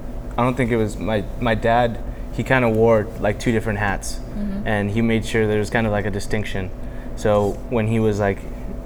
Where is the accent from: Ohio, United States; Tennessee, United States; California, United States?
California, United States; Los Angeles; also born or lived in Puerto Rico; I was born in Puerto Rico, and I came to California. I was pretty young. I went kindergarten through 12th grade here in San Pedro. So, I started off at White Point.